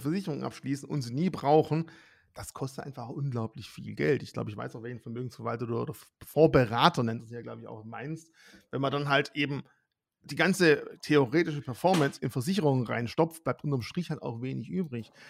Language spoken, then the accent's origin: German; Swabia, Germany; ich bin Schwabe